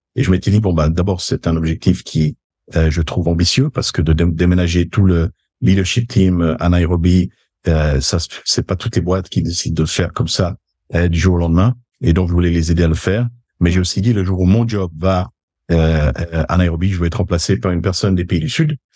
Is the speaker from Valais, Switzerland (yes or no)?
no; Geneva, Switzerland; je suis né à Genève, euh, de parents d'origine suisse, même si du côté de ma maman, ils étaient italiens. Donc, on a eu un petit peu ces deux cultures dans la famille en grandissant